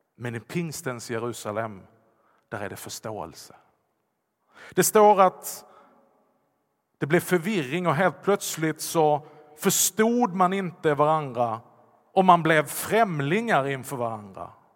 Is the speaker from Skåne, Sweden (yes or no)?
yes; Vollsjö, Skåne, Sweden; accent: Scanian; first language Swedish; jag talar ju skånska. Jag kan tala ännu värre skånska om jag bara lägger till. Jag har växt upp i Vollsjö.